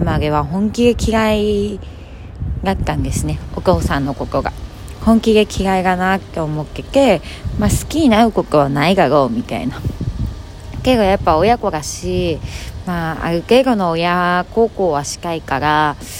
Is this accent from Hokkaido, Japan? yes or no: yes; Hokkaido, Japan; moved away; 地元 北海道に年に数回帰ってくる